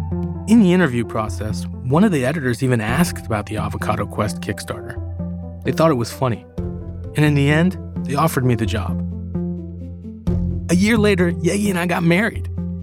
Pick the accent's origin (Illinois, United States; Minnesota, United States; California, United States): California, United States; moved away as an adult; also born or lived in Tehran, Iran; I grew up in California